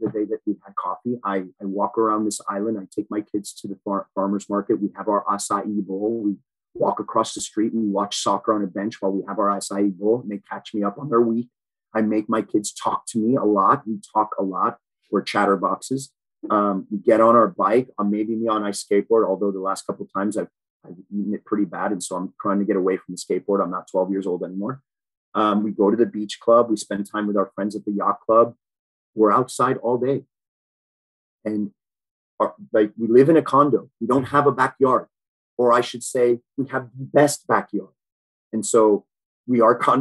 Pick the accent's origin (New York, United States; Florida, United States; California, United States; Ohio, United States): Florida, United States; Miami; also born or lived in Boston / Key Biscayne; I moved down to Miami, South Miami, when I was five years old. I lived there till I was about 13